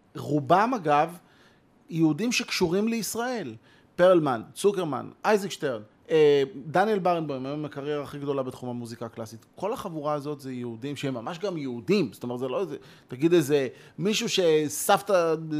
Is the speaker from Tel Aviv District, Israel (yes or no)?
yes; near Bnei Brak, Tel Aviv District, Israel; אני גדלתי ליד בני ברק